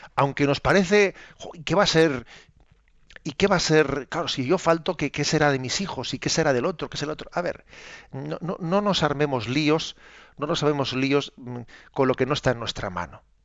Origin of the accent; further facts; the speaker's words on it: Spain; entre nosotros en España